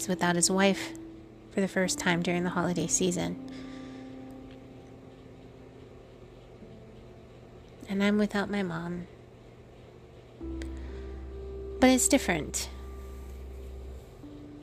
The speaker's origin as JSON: {"language": "English", "country": "Guam", "tie": "born or raised there", "moved": "yes", "said": "I can remember growing up on Guam"}